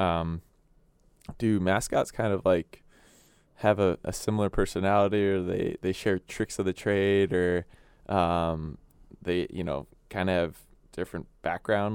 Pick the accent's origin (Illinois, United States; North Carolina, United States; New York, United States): Illinois, United States; Chicago; moved away; I grew up in Chicago